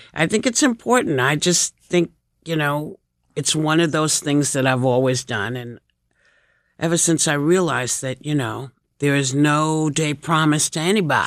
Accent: New York City, New York, United States; I had a friend in the audience who I grew up with in Chelsea

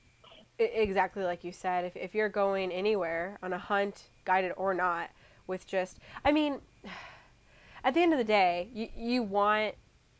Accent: Iowa, United States; growing up in Iowa

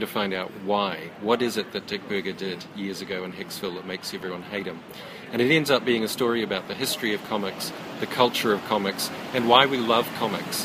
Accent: New Zealand; growing up in New Zealand, obsessed with comics

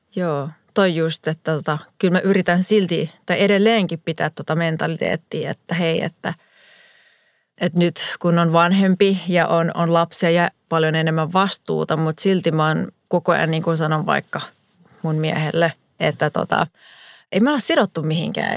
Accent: Espoo, Uusimaa, Finland; moved away as an adult; also born or lived in New York / Miami; mä oon kuitenkin syntynyt ja varttunut Suomessa ja elin sen 19 vuotta täällä

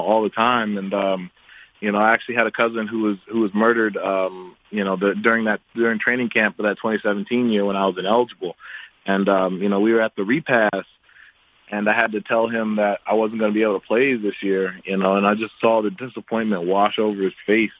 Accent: Baltimore, Maryland, United States; I grew up in Baltimore and went to school for college in Baltimore

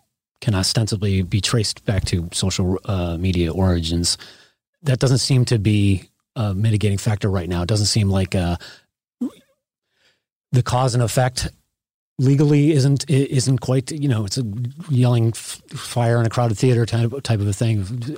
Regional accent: Chicago, Illinois, United States; You know, I grew up in Chicagoland area, and I remember the Illinois Nazis and Skokie.

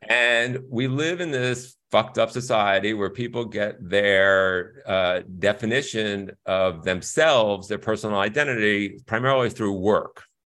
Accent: Stamford, Connecticut, United States; also born or lived in Bronx, New York; I grew up in Stamford, Connecticut, where it was super middle class at that time.

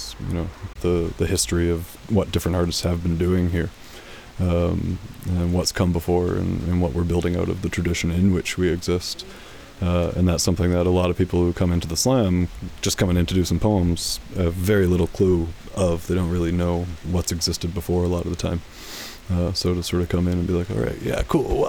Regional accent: Vancouver, British Columbia, Canada; having grown up riding the bus all over Vancouver

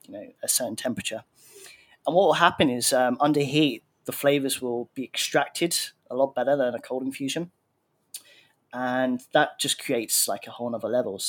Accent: Brighton, South East England, United Kingdom; now in Thailand; I'm from Brighton, which is near London in the UK.

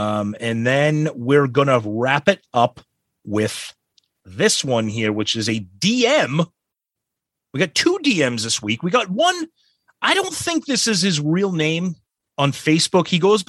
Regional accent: California, United States; I grew up in California, probably not too far from Mr. Pooney. The radio stations in the Bay Area in the 70s probably considered themselves pretty elite at the time

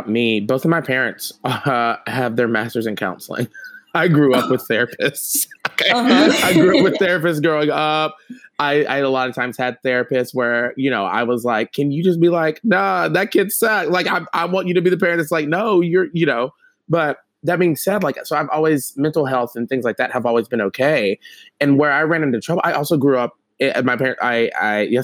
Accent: the South, United States; moved away; I'm from the South

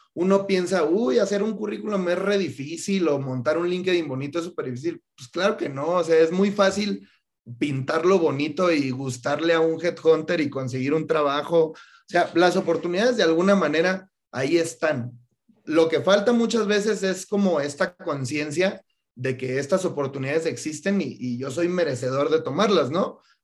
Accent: Mexico; Yo, como muchos mexicanos, fui a la universidad

